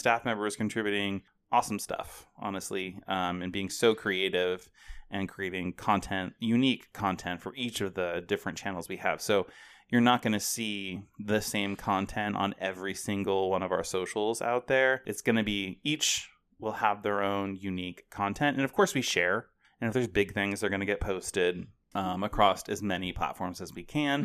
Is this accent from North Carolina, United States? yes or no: no; Portland, Oregon, United States; now in Ohio, United States; I grew up in the Portland, Oregon area